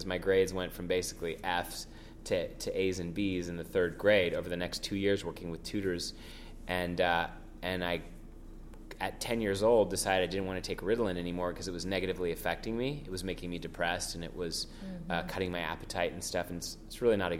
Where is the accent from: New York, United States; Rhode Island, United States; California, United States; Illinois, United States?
California, United States; San Francisco; first language French; English is a second language; I grew up in San Francisco